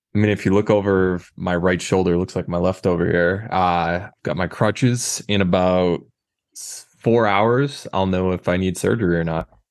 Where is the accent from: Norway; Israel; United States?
United States; New Hampshire; I'm from New Hampshire